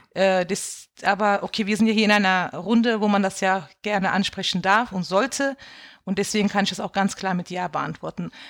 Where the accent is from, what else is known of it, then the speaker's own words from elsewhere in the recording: Bendorf, Rhineland-Palatinate, Germany; now in Mainz, Germany; Ich bin auch in einem äh, Ort aufgewachsen in Bendorf, wo halt nur türkische Gastarbeiter gewohnt haben